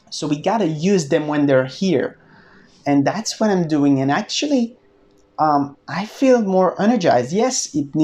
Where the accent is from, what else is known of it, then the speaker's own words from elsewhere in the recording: France; I'm from France